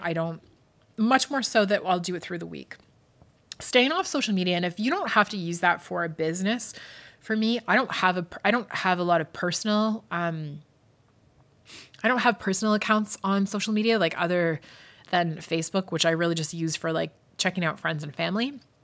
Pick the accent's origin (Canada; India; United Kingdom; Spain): United Kingdom; Scotland; moved away; I grew up in Scotland